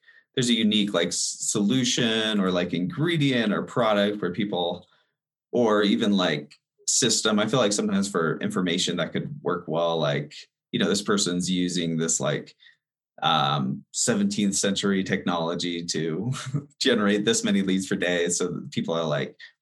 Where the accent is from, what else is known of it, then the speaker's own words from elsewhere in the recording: Denver, Colorado, United States; also born or lived in Los Angeles; I'm actually originally from Denver, and then I moved out there for about 5 years doing video production, and came back to Denver.